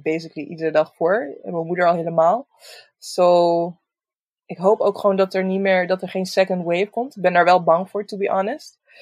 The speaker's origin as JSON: {"language": "Dutch", "town": "Roosendaal", "region": "North Brabant", "country": "Netherlands", "said": "ik kom uit Roosendaal"}